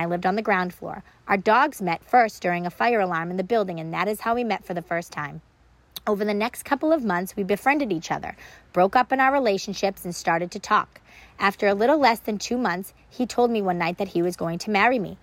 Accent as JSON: {"language": "English", "town": "Wilmington", "region": "Massachusetts", "country": "United States", "tie": "born or raised there", "also_born_or_lived": "Boston, Massachusetts", "said": "I was raised in a small town about 20 miles north of the city called Wilmington"}